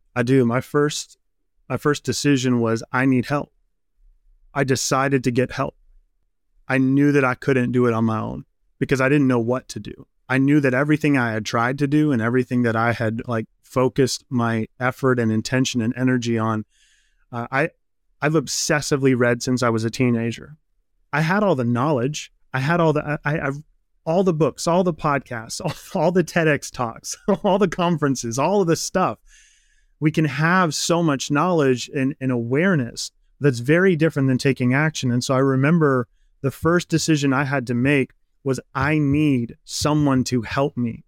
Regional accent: Midwest, United States; I grew up in the Midwest. Midwestern boy, farm country

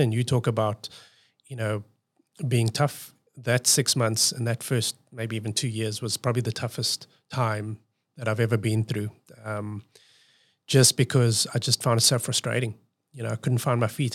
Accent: South Africa; moved away as an adult; now in Australia; I'm coming from South Africa

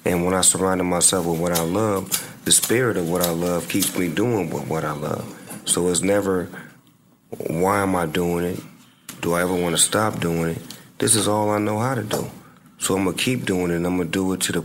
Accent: Long Beach, California, United States; I'm from Long Beach, so I hadn't been outside the hood

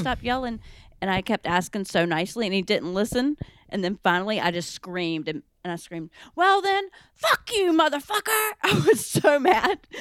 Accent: North Carolina, United States; accent: southern; now in New York, United States; I'm from North Carolina

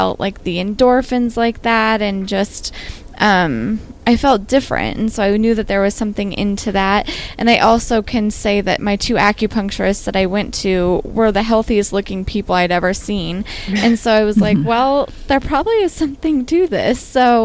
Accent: Western Nebraska, United States; So I grew up in Western Nebraska, which is a place that's not super into wellness.

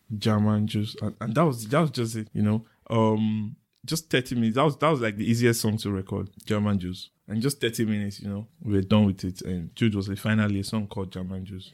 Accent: Benin City, Edo, Nigeria; growing up in Benin

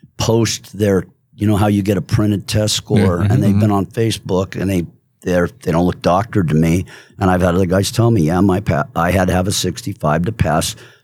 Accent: California, United States; But see, I'm from California, so I got to be politically correct.

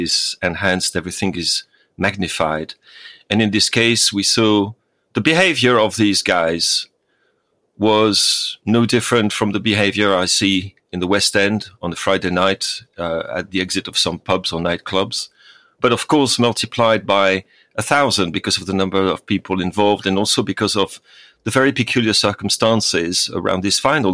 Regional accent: France; moved away; my home country

